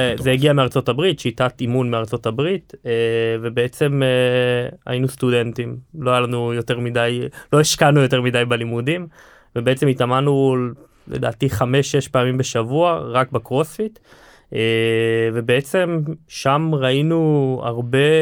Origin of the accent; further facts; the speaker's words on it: Hod HaSharon, Central District, Israel; אנחנו חברי ילדות מהוד השרון